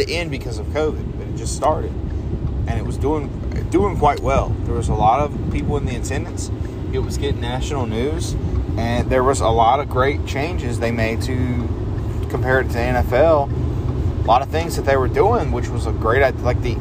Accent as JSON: {"language": "English", "region": "North Carolina", "country": "United States", "said": "we're from North Carolina"}